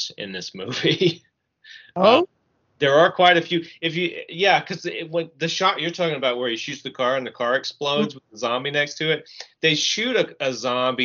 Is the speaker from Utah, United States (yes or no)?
no; Alabama, United States; I was born in Alabama.